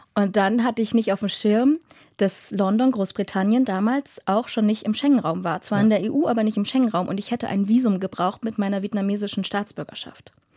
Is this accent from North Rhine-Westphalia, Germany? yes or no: no; Dresden, Saxony, Germany; moved away as an adult; Und ich bin 94 in Dresden geboren, aufgewachsen, zur Schule gegangen